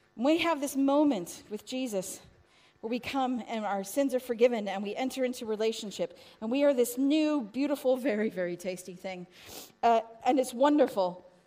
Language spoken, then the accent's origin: English; United States; now in England, United Kingdom; America! I am